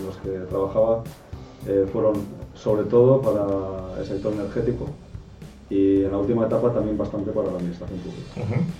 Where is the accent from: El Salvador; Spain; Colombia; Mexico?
Spain; Erandio, Basque Country; yo soy de Randio, que es un pueblo que está justo al lado de Bilbao.